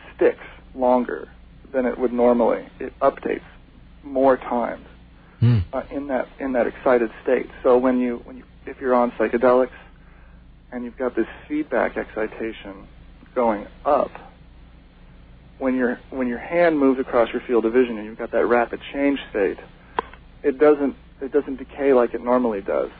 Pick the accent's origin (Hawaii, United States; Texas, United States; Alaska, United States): Hawaii, United States; moved away; also born or lived in Seattle; I was raised in Hawaii.